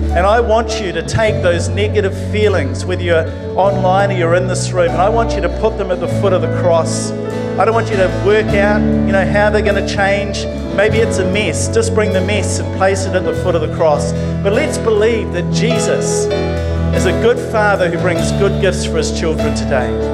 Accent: Levin, Manawatū-Whanganui, New Zealand; moved away; I grew up in the metropolis of Levin.

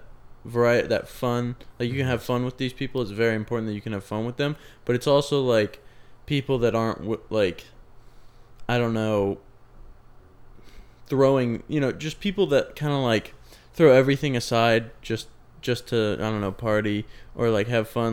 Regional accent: Sacramento, California, United States; moved away as an adult; now in Chico, United States; I'm from Sac

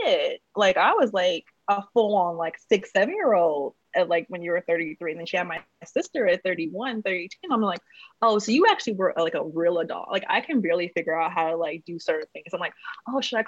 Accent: Oakland, California, United States; also born or lived in San Francisco Bay Area; I'm from Oakland and like raised throughout the Bay

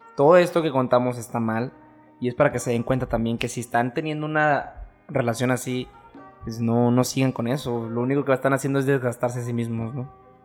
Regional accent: Mexico; como mexicanos

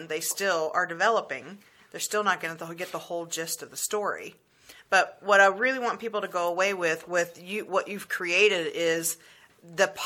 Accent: the South, United States; I grew up in the South

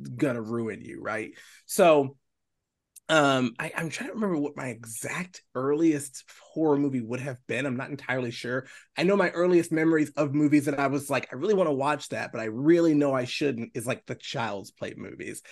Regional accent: Baltimore, Maryland, United States; also born or lived in South Carolina; now in Charleston, United States; I'm from Baltimore, Maryland. Uh, yeah, I live, I, you know, I, I, the first, I guess first third now of my life was spent there.

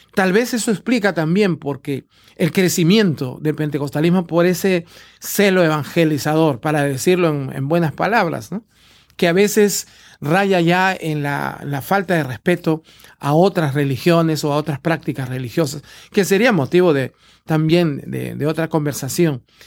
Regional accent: Peru; en Perú, de donde yo vengo

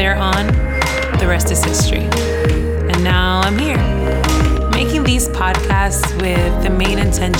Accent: Dominican Republic; also born or lived in New York City; I was born on July 29th, 2002 in New York City. Shortly after, I moved to the Dominican Republic where I was raised and where I accepted Jesus Christ as my personal savior.

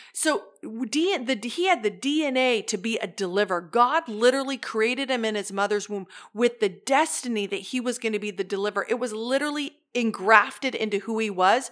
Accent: the Northwest, Pacific Northwest, United States; I'm from the Northwest

